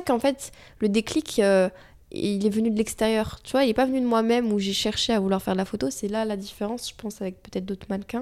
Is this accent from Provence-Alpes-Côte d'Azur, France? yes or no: no; Vichy, Auvergne-Rhône-Alpes, France; Vichy, donc, euh, ma ville natale. Euh, j'étais au lycée